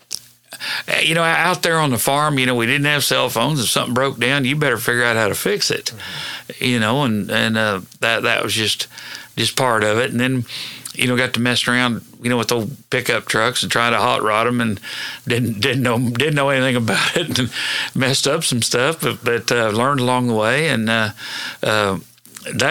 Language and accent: English; Hennessey, Oklahoma, United States; I went to school and grew up in Hennessy.